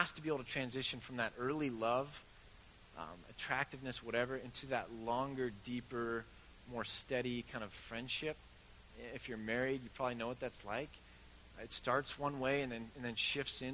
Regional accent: Bend, Oregon, United States; it's my hometown

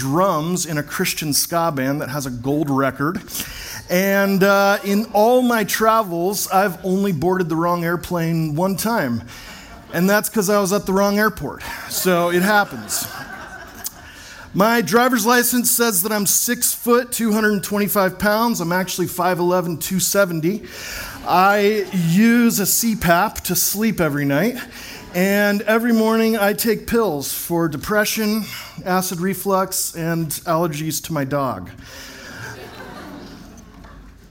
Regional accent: Fort Worth, Texas, United States; also born or lived in Corvallis, Oregon / Portland, Oregon; now in Bend, United States; I was born on April 24th, 1980 in Fort Worth, Texas

